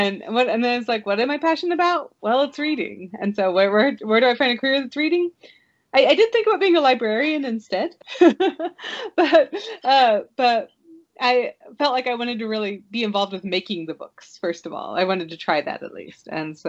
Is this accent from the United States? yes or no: yes; Kansas City, Missouri, United States; It's about half an hour south of Kansas City. So whenever I describe where I'm from, I usually say I'm from Kansas City.